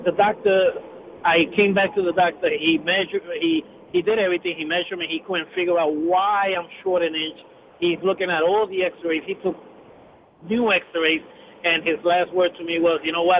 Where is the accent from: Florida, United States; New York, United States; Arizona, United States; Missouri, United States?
Florida, United States; Orlando; now in Kissimmee, United States; I'm from Orlando. I live in Kissimmee.